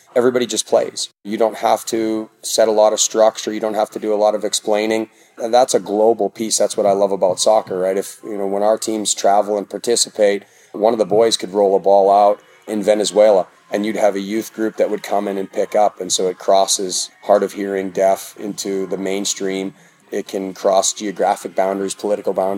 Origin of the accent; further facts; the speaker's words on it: Canada; moved away as an adult; also born or lived in Oklahoma / Texas / Colorado; now in United States; I grew up in Canada